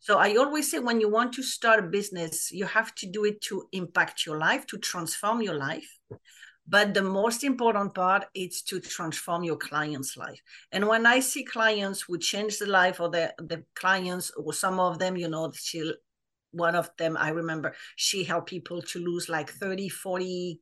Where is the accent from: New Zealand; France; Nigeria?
France; English is a second language; moved away as an adult; now in United States; I live in the US for 20 years, but I'm French, like people will probably notice my accent